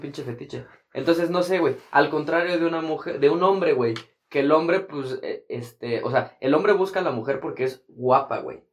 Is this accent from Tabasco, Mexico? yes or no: no; Toluca, State of Mexico, Mexico; aquí en, en, mi pueblo, güey, aquí en Toluca